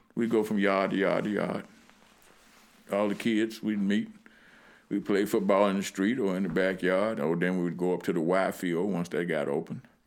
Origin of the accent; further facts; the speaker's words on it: Lynchburg, Virginia, United States; I grew up in what's considered downtown Lynchburg.